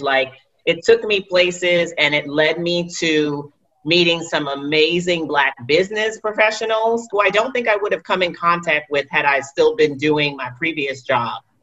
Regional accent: New York City, New York, United States; go back to New York City, to Wall Street

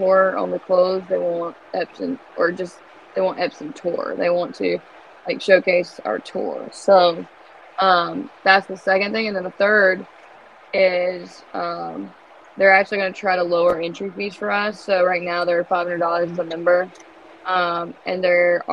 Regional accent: North Carolina, United States; moved away as an adult; also born or lived in Raleigh; now in Florida, United States; I'm living in Florida, and I'm from North Carolina

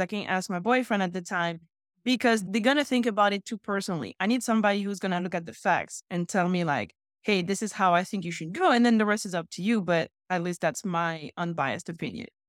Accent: France; moved away as an adult; also born or lived in Houston, Texas; now in Chicago, United States; my hometown is so close to that. I personally don't want to go back to France

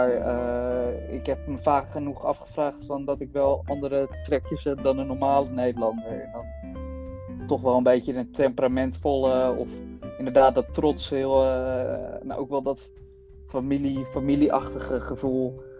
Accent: Colombia; now in Netherlands; Ik ben zeker trots dat ik uit Colombia kom.

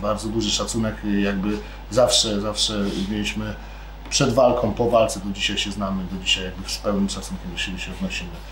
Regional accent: Poland; urodziłem się w tym kraju, kocham ten kraj

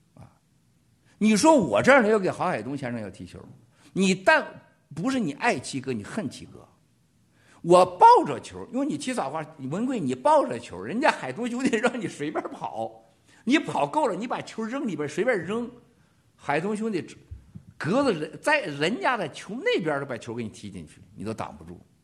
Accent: China; 这是我们中国人

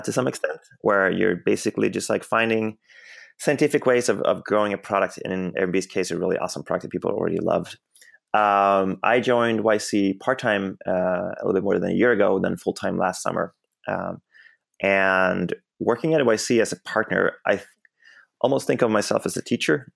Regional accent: Sweden; moved away as an adult; now in Bay Area, United States; I grew up in Sweden, and then I ended up in the U S, um, a little bit more than ten years ago.

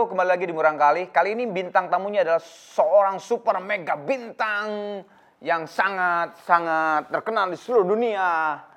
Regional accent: South Jakarta, Jakarta, Indonesia; Jaksel. Gue anak Jaksel.

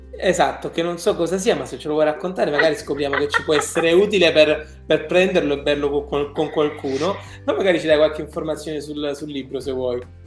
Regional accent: Apulia, Italy; Io da buon pugliese

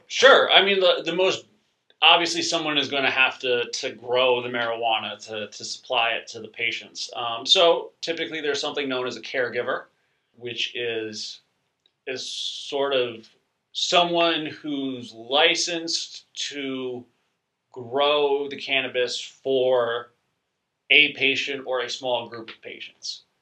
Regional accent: New York, United States; I grew up in New York

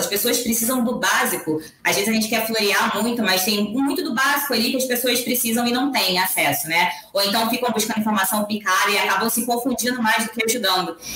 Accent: Rio de Janeiro, Brazil; moved away as an adult; now in São Paulo, Brazil; eu vim do Rio de Janeiro, sou carioca, né? Então eu sou, sou conterrânea. Hoje eu moro em São Paulo, estou há quatro anos aqui.

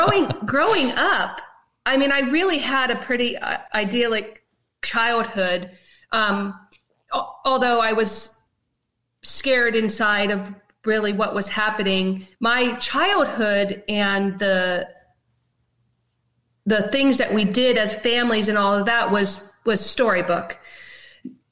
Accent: Canton, Ohio, United States; I'm from Canton, Ohio

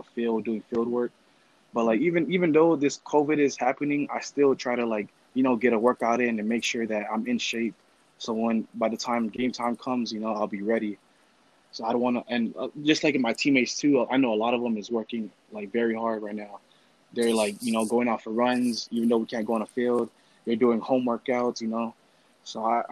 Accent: Hawaii, United States; moved away as an adult; now in Dubuque, United States; I was raised on Hawaii food all my life.

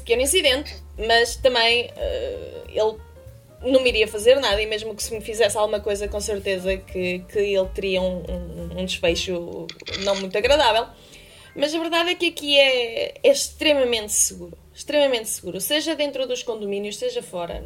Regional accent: Bragança, Bragança District, Portugal; moved away as an adult; now in Beijing, China; estava presa à minha cidade natal. Não é que tenha nada contra a cidade natal, mas estamos a falar de uma cidade de 30 mil habitantes.

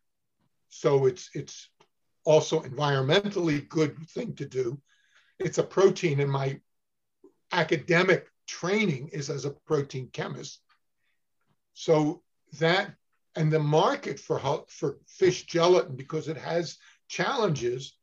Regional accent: Newark, New Jersey, United States; moved away as an adult; also born or lived in Cornell (Ithaca, New York); I grew up in Newark, New Jersey

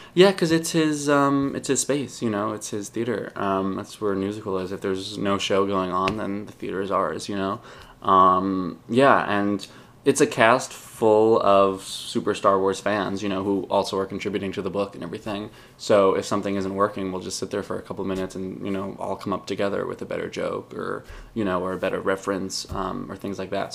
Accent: Long Island, New York, United States; I grew up on Long Island

